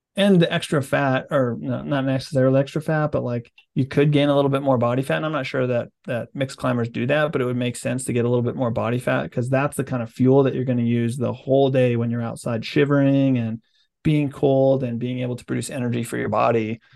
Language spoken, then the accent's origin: English; Utah, United States